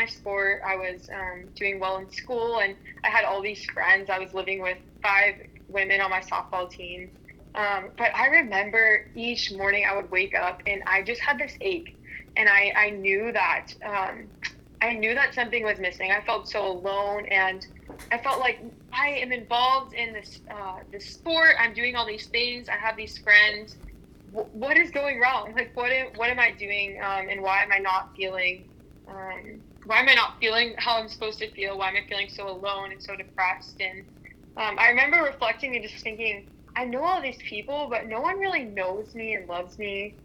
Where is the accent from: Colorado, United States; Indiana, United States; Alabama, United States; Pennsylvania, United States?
Pennsylvania, United States; Pittsburgh; moved away as an adult; also born or lived in Cleveland, Ohio; I grew up in Pittsburgh, Pennsylvania, a little north of the city.